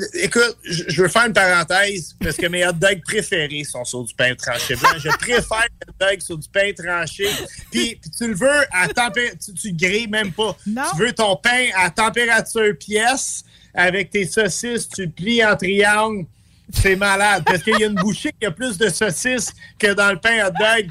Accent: Montreal, Quebec, Canada; je suis un Montréalais ma mère m'envoyait à Paul Sauvé quand j'étais jeune

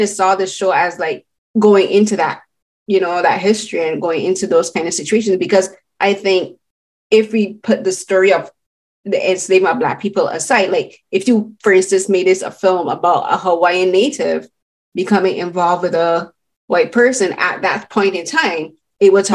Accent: Barbados; I'm Barbadian and I come from the Caribbean

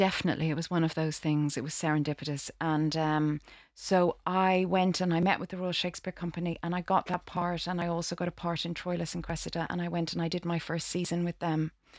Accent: Dublin, Leinster, Ireland; moved away as an adult; I'm from Dublin in Ireland. I trained in Ireland in the Gaiety School of Acting there.

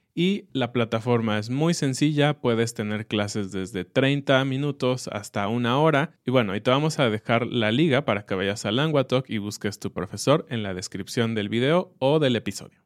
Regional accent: Mexico; es un mes que nos encanta como mexicanos

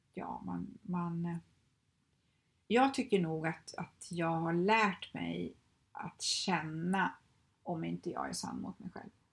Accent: Skövde, Västra Götaland, Sweden; moved away as an adult; now in Stockholm, Sweden; jag kommer från Skövde, lämnade Skövde, lämnade alla mina vänner, min familj, liksom, flyttade till Stockholm

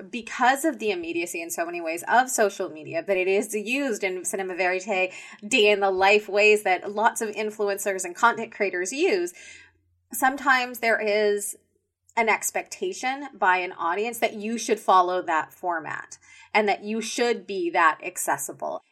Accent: Canada

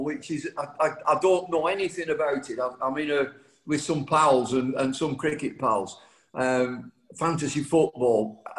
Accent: Accrington, North West England, United Kingdom; I'm from Accrington

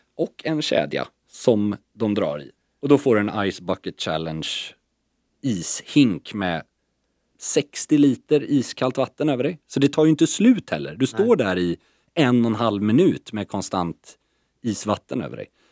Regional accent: Sweden; also born or lived in Stockholm; som svensk icke-bastare

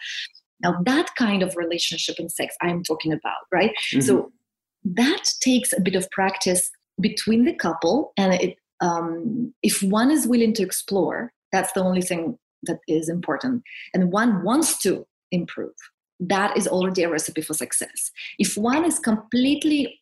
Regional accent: Siberia, Russia; also born or lived in Switzerland; now in United Kingdom; I'm from Siberia, from Russia

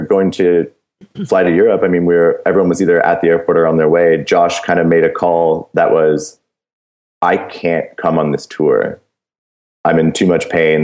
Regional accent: Canada; as a Canadian band now going into the States

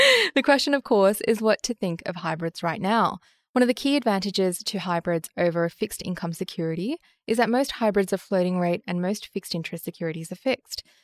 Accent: Australia; As an Australian

